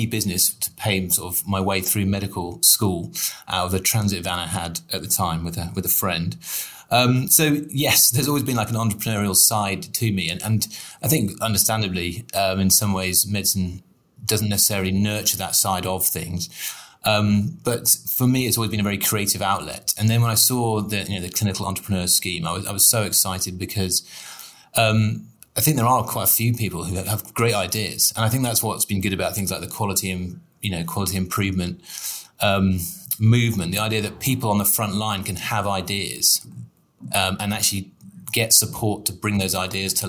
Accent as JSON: {"language": "English", "area": "Somerset", "region": "South West England", "country": "United Kingdom", "tie": "born or raised there", "said": "I was raised in Somerset"}